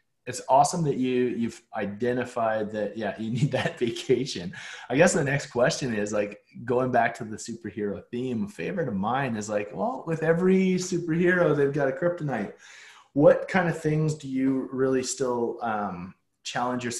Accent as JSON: {"language": "English", "town": "Calgary", "region": "Alberta", "country": "Canada", "tie": "born or raised there", "said": "growing up in Calgary"}